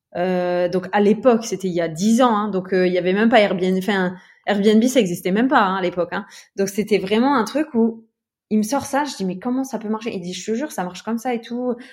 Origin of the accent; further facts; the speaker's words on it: Metz, Grand Est, France; moved away as an adult; also born or lived in Luxembourg; now in Aix-en-Provence, France; à la base, j'étais de Metz. Ouais. Donc, je vivais à Metz, et euh, donc dans l'Est de la France, et dans le Grand Est